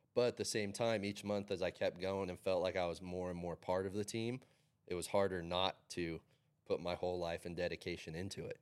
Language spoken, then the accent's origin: English; Carson City, Nevada, United States; Growing up in Carson City